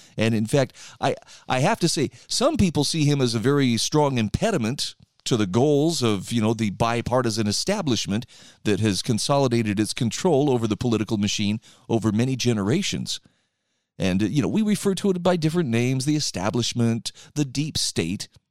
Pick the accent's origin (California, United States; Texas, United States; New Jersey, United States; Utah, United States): Utah, United States; my home state of Utah